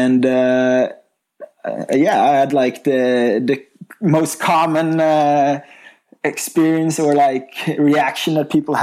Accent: Bergen, Vestland, Norway; I grew up in Bergen, Norway

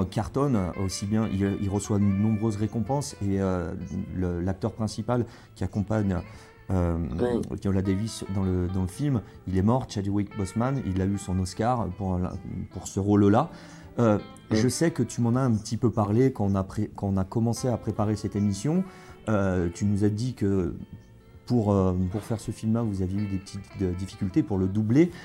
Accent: Bordeaux, Nouvelle-Aquitaine, France; je suis bordelais

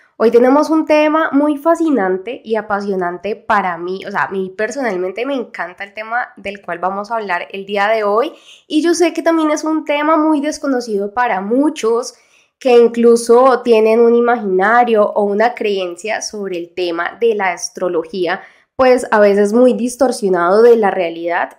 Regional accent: Colombia; acá en mi país

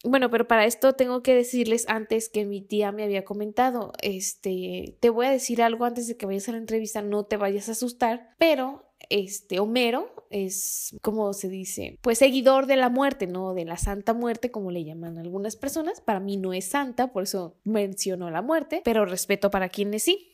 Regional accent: Guadalajara, Jalisco, Mexico; soy tapatía

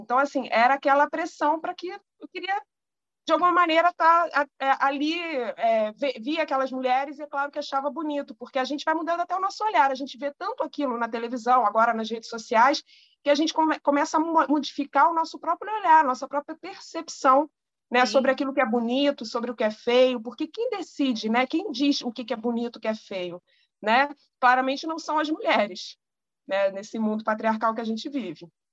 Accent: Rio de Janeiro, Brazil; eu sou do Rio de Janeiro

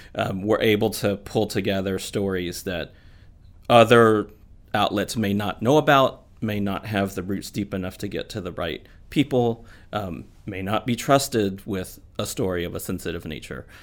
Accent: Missouri, United States; moved away as an adult; also born or lived in Houston, Texas / Kansas City / St. Louis / Sarasota, Florida; now in Florida, United States; I was born in Houston, Texas, but grew up in Missouri, uh, Kansas City, and then later Saint Louis

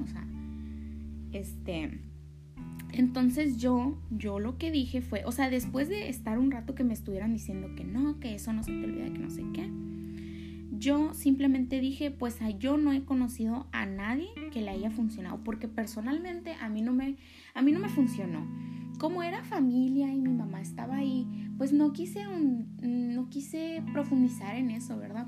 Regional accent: Sonora, Mexico; Me encanta mi cultura, me encanta mi estado, mi pueblo

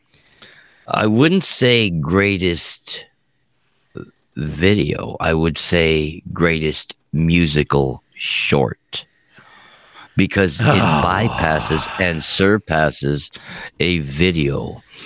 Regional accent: Montebello, California, United States; house I grew up with in Southside Montebello

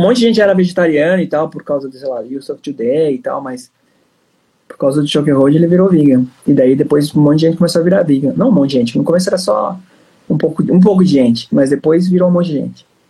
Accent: São Paulo, Brazil; eu sou de São Paulo

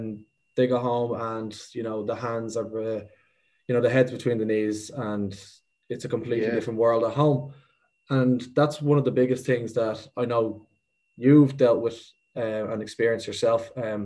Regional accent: Kilmacanogue, County Wicklow, Ireland; Leon is from my hometown in Kilmacnogan, County Wicklow.

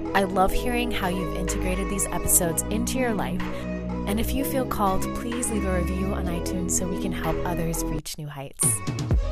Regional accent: Florida, United States; I grew up in Florida and I spent a lot of my childhood at the beach

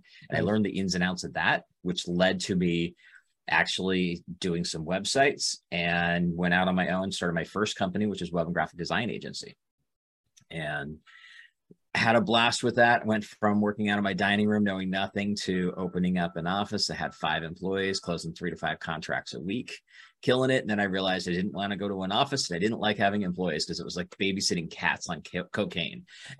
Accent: Boise, Idaho, United States; moved away as an adult; also born or lived in Phoenix, Arizona; originally I'm from Boise, Idaho. Right. Born and raised there, went to a small, tiny school town outside of Boise. Once I got older, I realized it was way too small for me. Ended up in Phoenix for 18 years.

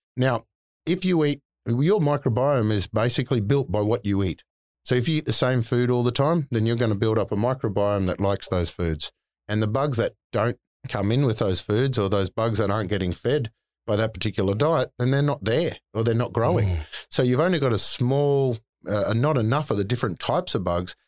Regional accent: North Queensland, Australia; I'm a yobbo from North Queensland, so I've mm. always called it plant.

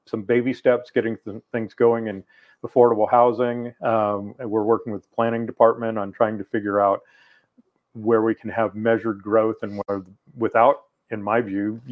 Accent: La Grande, Oregon, United States

